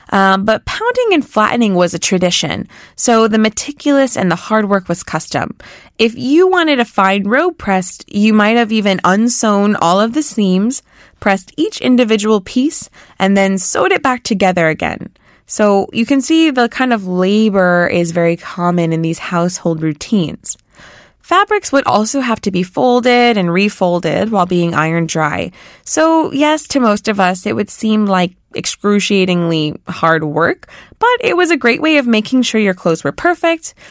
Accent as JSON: {"language": "English", "country": "United States", "moved": "yes", "lives_now": "South Korea", "said": "since I'm American, I'm used to living with a clothing dryer. So coming to Korea"}